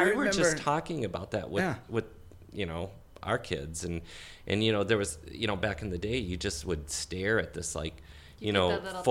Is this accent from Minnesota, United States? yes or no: yes; Crystal, Minnesota, United States; also born or lived in St. Paul, Minnesota; I'm born and raised in Minnesota, and my parents were both from Minnesota. I grew up in St. Paul, and growing up, I grew up in Crystal, Minnesota, which is like a really close suburb to Minneapolis.